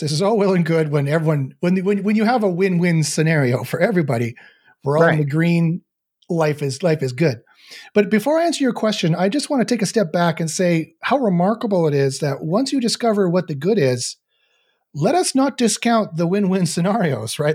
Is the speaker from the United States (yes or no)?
no; Canada; I'm Canadian